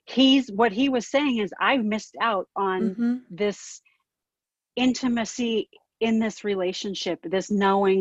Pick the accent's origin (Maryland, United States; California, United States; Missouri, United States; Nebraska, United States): California, United States; Southern; moved away; I grew up in Southern California